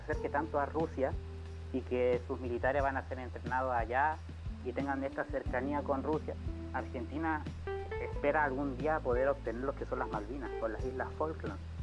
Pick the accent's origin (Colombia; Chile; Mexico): Chile